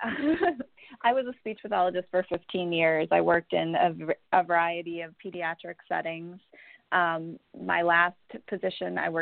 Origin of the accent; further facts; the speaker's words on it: Minnesota, United States; moved away as an adult; now in Houston, United States; I'm from Minnesota, and about 10 years ago I moved to Houston